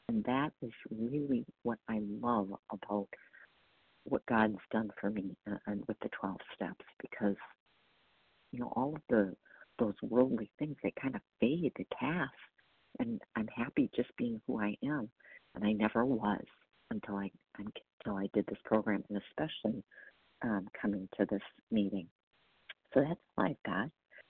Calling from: Wisconsin, United States; I'm calling from Wisconsin

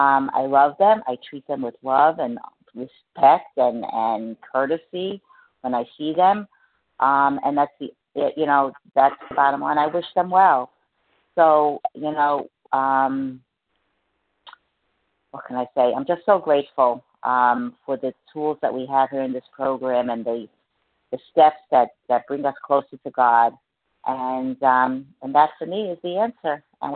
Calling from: New Jersey, United States; I'm recovered from New Jersey.

